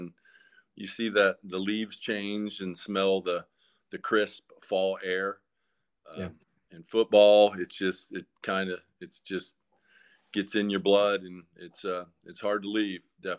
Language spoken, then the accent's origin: English; Atlanta, Georgia, United States; from Atlanta, Georgia. Been here since 1984. And I call Atlanta home. Lived all over as a child, but Atlanta is definitely my home.